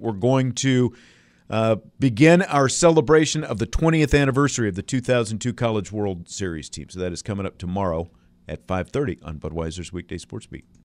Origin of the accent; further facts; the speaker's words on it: Kansas, United States; when I was growing up in Kansas